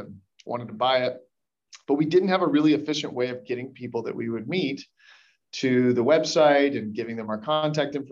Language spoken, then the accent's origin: English; Birmingham, Alabama, United States; also born or lived in Tennessee; Birmingham, my hometown, which is where I'm joining you from today